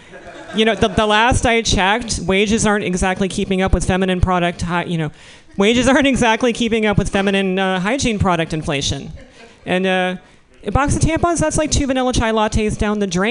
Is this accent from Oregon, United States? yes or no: no; Missouri, United States; moved away; I was born in Missouri